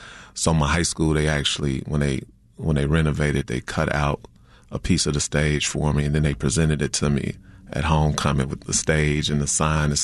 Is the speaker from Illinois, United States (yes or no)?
yes; Chicago, Illinois, United States; I was born in the University of Chicago. I was raised on the South Side on 87 in Winchester before moving to the Burbs my eighth grade year.